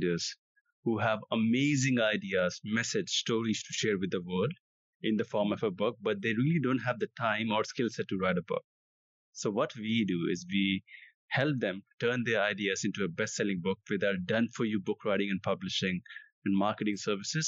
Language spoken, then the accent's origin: English; India; I come from India.